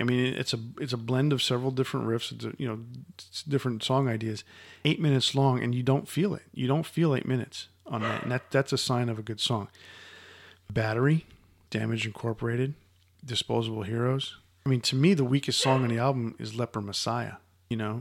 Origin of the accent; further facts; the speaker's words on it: United States; Growing up in the Cold War era of the United States